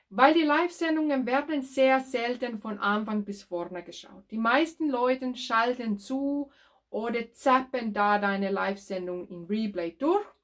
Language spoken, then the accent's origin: German; Finland; German is a second language; now in Germany; ich bin ursprünglich aus Finnland und tätig als Ö- und Erbtrainerin.